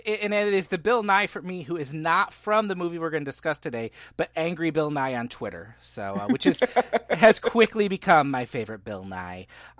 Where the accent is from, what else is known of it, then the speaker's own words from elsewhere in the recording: Ireland; I like Irish things. I'm Irish, so